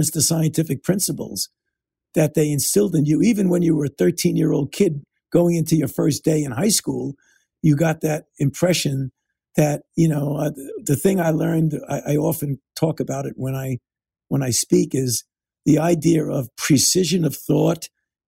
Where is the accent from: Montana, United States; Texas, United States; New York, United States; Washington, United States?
New York, United States; Brooklyn; growing up in Brooklyn